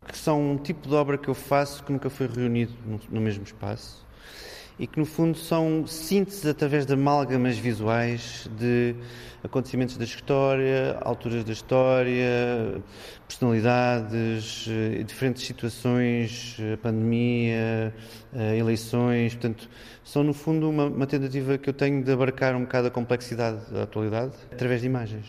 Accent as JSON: {"language": "Portuguese", "town": "Amadora", "region": "Lisbon", "country": "Portugal", "tie": "born or raised there", "said": "Eu nasci na Amadora"}